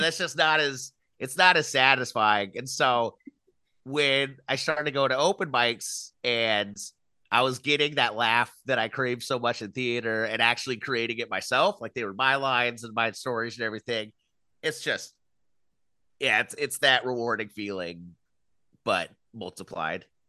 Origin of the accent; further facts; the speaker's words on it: Ventura, California, United States; I grew up in Ventura